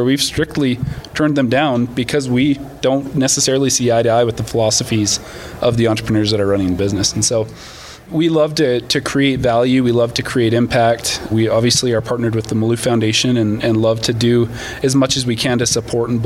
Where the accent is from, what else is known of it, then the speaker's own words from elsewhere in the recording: Canada; moved away as an adult; now in United States; I'm actually Canadian. I moved down to the States about 10 years ago.